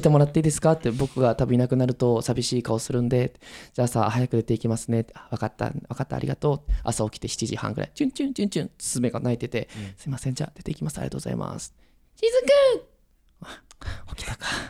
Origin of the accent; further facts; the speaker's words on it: Miyazaki, Japan; now in Tokyo, Japan; 僕らの地元宮崎